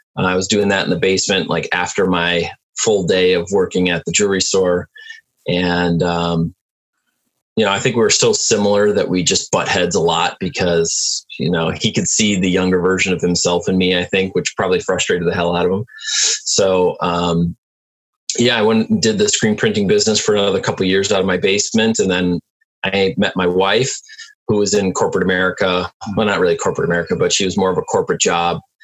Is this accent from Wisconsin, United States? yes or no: yes; Milwaukee, Wisconsin, United States; also born or lived in Detroit, Michigan; I'm from Milwaukee, so we have Summerfest